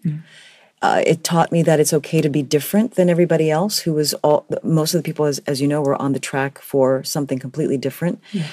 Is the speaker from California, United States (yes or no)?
no; New York City, New York, United States; I am from the Bronx, mm-hmm. grew up in the Bronx, educated completely in the Bronx, and I still live in New York City